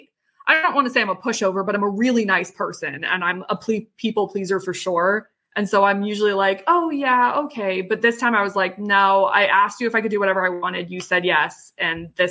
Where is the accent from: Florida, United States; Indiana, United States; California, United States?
Florida, United States; Miami; I grew up in Miami